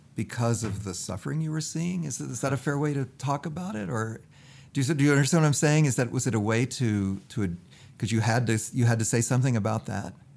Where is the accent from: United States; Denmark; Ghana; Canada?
United States